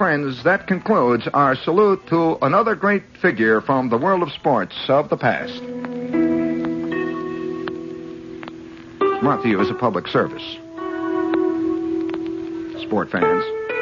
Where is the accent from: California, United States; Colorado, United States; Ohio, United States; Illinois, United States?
Illinois, United States; Chicago; I'm from Illinois. You know, I was born in Chicago